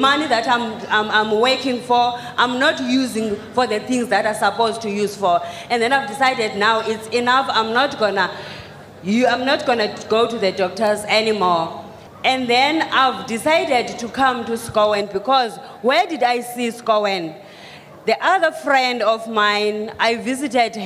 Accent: South Africa; I'm coming from South Africa

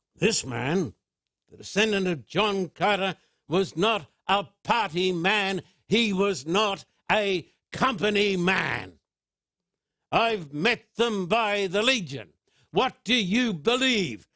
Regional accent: United Kingdom; as a British citizen

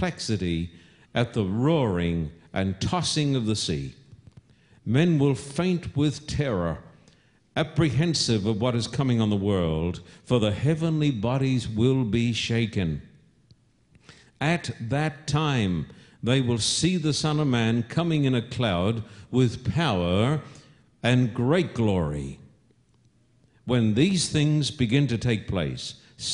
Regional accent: Australia; accent: Australian; my Australian accent

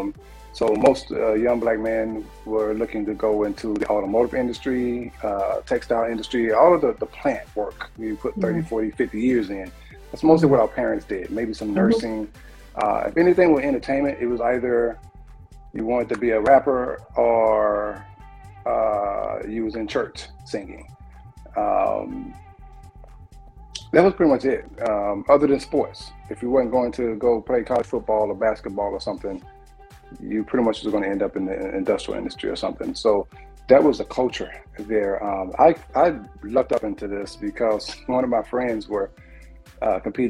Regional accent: Anderson, South Carolina, United States; moved away as an adult; also born or lived in Pittsburgh, Pennsylvania / Chicago, Illinois; I'm from Anderson, South Carolina. And, you know, this is also the hometown of late, great Chadwick Boseman

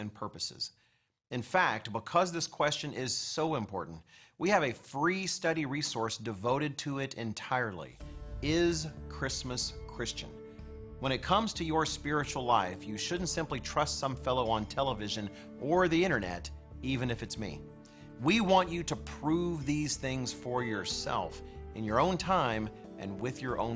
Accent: United States; I, as an American

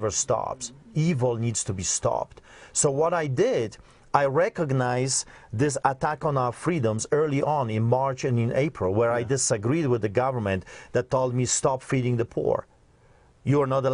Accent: Poland; moved away; I grew up behind the Iron Curtain, so I've seen the atrocities of the communists, but also I grew up in Poland.

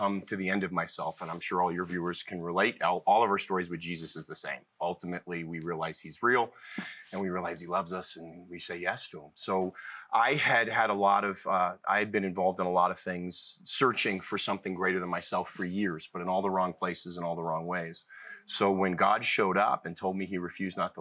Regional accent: Cleveland, Ohio, United States; moved away; also born or lived in Boston; I was born in Boston, but was mostly raised in Cleveland and have lived all over

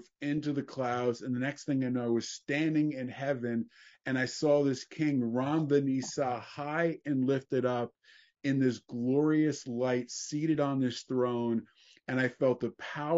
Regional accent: New Jersey, United States; now in California, United States; I grew up in New Jersey in a traditional Jewish family

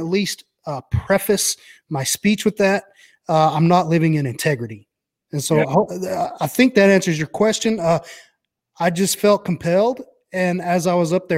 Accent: Brownwood, Texas, United States; I grew up in a little town called Brownwood in Texas

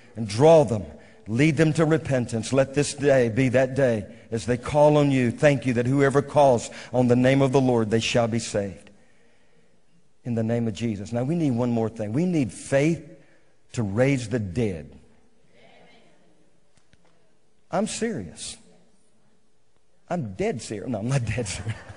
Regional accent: Bogalusa, Louisiana, United States; now in Moravian Falls, United States; I'm from Bogalusa

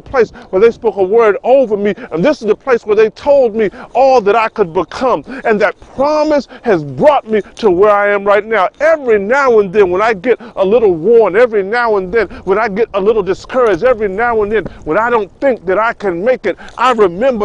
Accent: Washington, District of Columbia, United States; It's right around the corner from the house we grew up at. This is the church we grew up at in Southeast DC, right here on 4th Street around 4th and Atlantic.

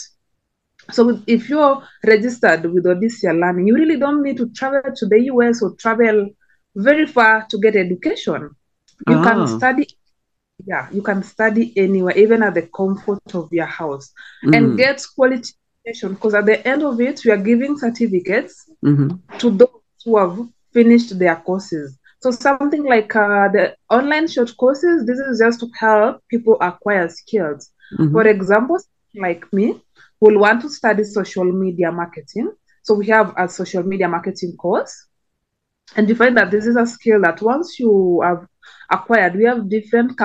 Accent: Kenya; So like my country, I come from Kenya.

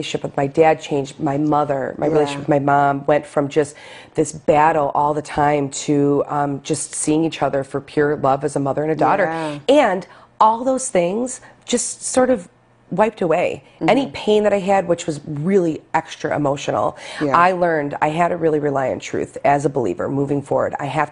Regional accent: Lackawanna, New York, United States; the church I grew up with in Lackawanna, Our Lady of Victory Basilica

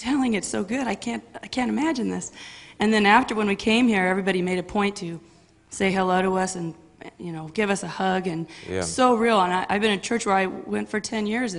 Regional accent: Pasadena, California, United States; now in Diamond Bar, United States; I was born and raised in Pasadena, California.

